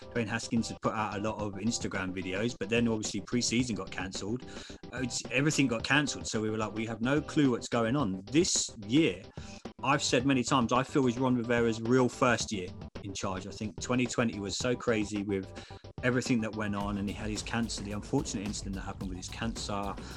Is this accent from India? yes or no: no; England, United Kingdom; I'm English.